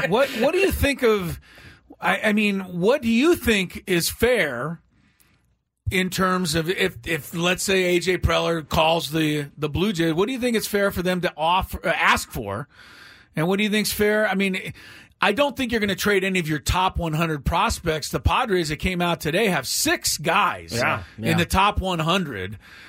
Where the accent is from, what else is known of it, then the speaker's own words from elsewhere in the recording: Los Angeles, California, United States; now in San Diego, United States; growing up in Los Angeles